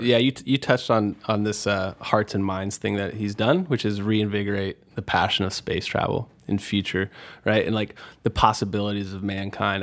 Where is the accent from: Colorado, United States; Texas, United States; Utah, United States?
Texas, United States; Houston; growing up in Houston